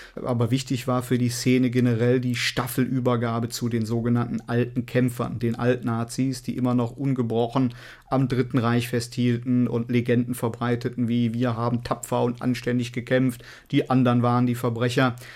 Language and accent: German; Cologne, North Rhine-Westphalia, Germany; bei uns in Köln